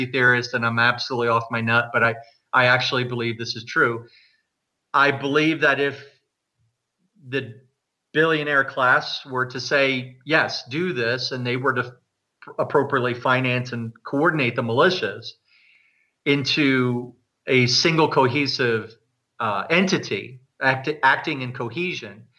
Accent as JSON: {"language": "English", "region": "New Jersey", "country": "United States", "tie": "born or raised there", "also_born_or_lived": "New York City", "moved": "as an adult", "lives_now": "Canada", "said": "I was born in the United States and I grew up in New Jersey and I lived in New York City for 7 years and then moved here soon after 9/11"}